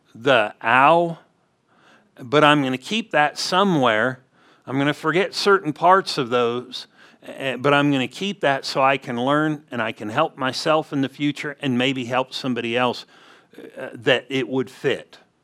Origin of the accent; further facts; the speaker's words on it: California, United States; growing up in California, we would go to Montana